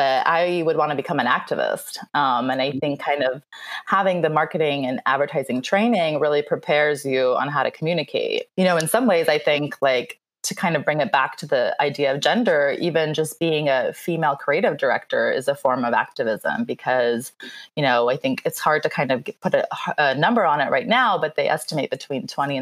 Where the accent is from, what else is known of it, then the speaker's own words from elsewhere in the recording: Philadelphia, Pennsylvania, United States; English is a second language; also born or lived in Moscow, Russia / Germany; now in Los Angeles, United States; I grew up in Philly. I moved there at about age eight